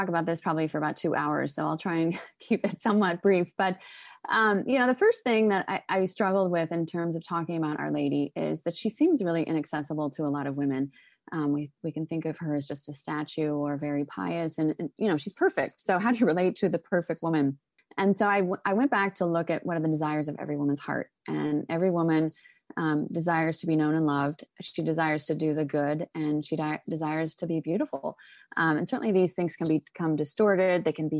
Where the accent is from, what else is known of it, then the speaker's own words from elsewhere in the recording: Oregon, United States; But I grew up in Oregon, actually, very liberal state.